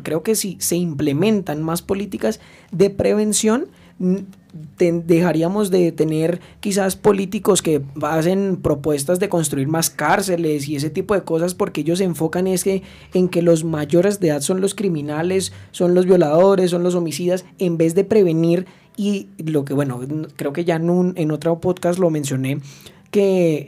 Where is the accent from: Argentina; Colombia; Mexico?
Colombia; en mi país.